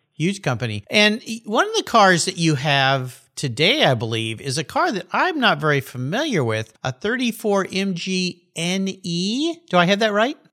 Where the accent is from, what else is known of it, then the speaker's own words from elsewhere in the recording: California, United States; moved away; I'm back in my home state, California